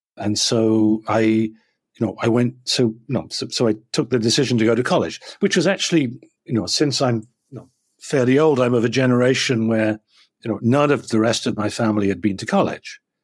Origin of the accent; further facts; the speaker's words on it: a farm a little bit south of London, South East England, United Kingdom; now in Chicago, United States; I grew up on a farm, um, uh, a little bit south of London, not very far away